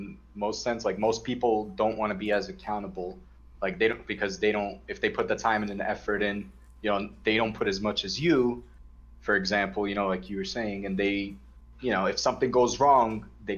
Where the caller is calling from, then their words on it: Brooklyn, New York, United States; From Brooklyn.